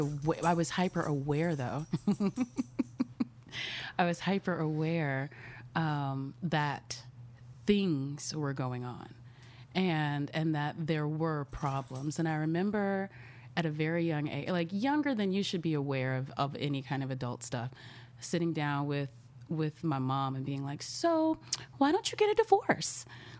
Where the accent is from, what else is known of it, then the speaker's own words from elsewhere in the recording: Dallas, Texas, United States; Mm-hmm, in Dallas.